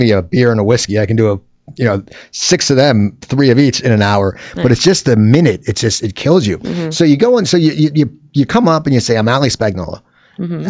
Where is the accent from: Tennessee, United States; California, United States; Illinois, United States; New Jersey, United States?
New Jersey, United States; I'm from New Jersey